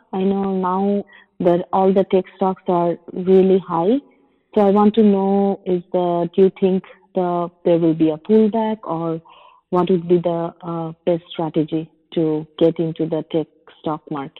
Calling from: Fremont, California, United States; I'm calling from Fremont, California.

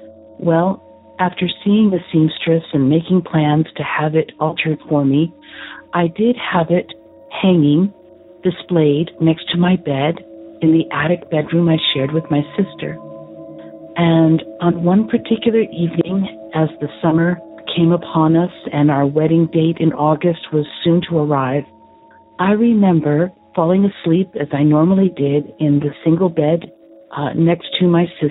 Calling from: San Antonio, Texas, United States; also born or lived in central New Jersey; I'm calling from San Antonio, Texas.

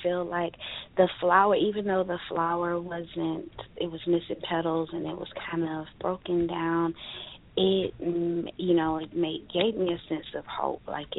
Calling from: Florida, United States; I'm calling from Florida.

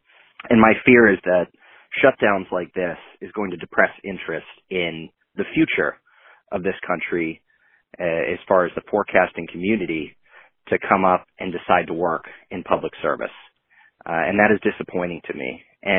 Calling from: Maine, United States; calling from Maine.

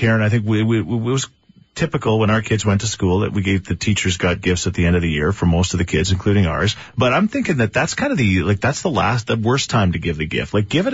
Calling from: Edmonton, Alberta, Canada; So we're calling you from Edmonton, Alberta.

